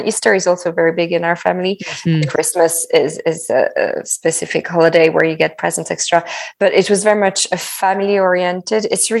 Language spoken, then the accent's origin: English; Centre-Val de Loire, France; So I moved a lot, but I always say I'm from the Loire Valley.